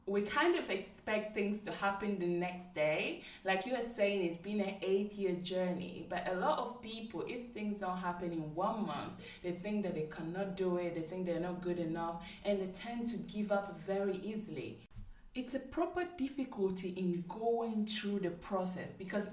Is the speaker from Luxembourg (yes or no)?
no; Italy; moved away as an adult; now in London, United Kingdom; I was born and raised in Italy. So I moved from Italy to London 6 years ago